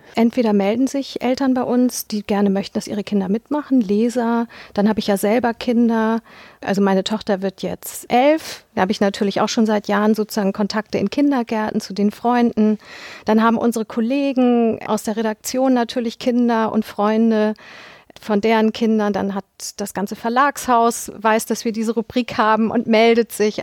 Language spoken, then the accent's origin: German; Hamburg, Germany; bin 1976 geboren in Hamburg